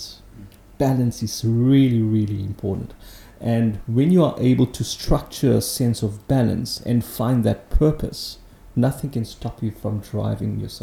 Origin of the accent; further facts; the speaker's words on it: Johannesburg, Gauteng, South Africa; So I grew up in Johannesburg, humble upbringing, working class family